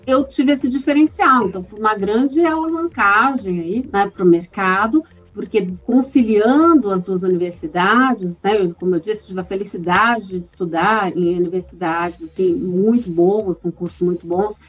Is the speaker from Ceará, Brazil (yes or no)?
no; Londrina, Paraná, Brazil; also born or lived in São Paulo; vim para Londrina com meus pais, ainda pequena, e morei aqui até entrar na universidade.